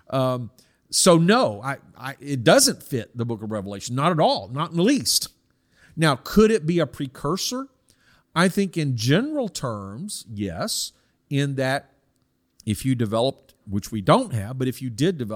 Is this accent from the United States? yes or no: no; South Korea; Now, I personally see this because I was I grew up in Korea from 1965, and so I would have been susceptible.